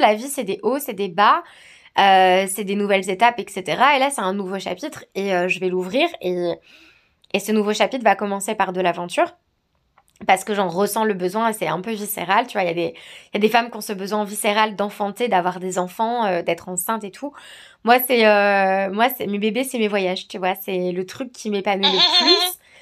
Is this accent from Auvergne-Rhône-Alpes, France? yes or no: yes; Savoie, Auvergne-Rhône-Alpes, France; moved away as an adult; also born or lived in Australia; now in New Zealand; je viens de Savoie en France